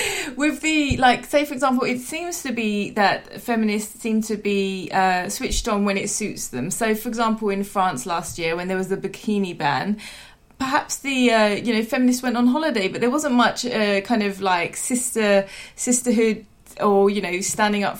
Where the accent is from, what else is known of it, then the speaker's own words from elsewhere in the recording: London, United Kingdom; I'm from East London